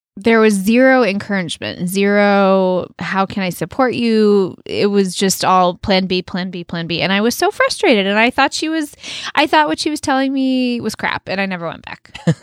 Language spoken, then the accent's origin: English; United States; moved away as an adult; also born or lived in Canada; I was from the United States